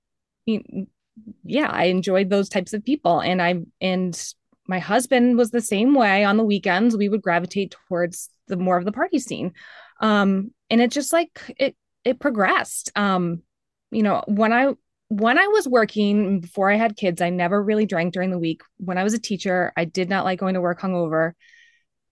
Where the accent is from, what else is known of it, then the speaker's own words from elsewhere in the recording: Greenwich, Connecticut, United States; I grew up in Greenwich, Connecticut